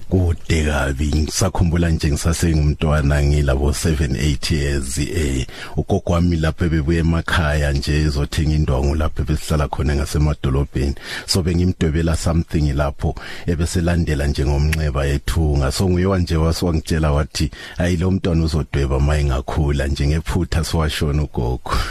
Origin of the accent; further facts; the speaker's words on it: Bulawayo, Zimbabwe; moved away as an adult; now in Johannesburg, South Africa; ngiqede khona ekhaya eZimbabwe eh ngifunda emagwegwe ebulawayo ya ngiyeza lapha egoli ngo1996